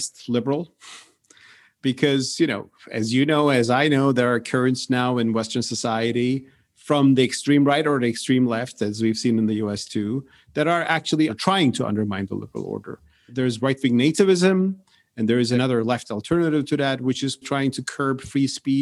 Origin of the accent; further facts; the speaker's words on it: Turkey; I'm from Turkey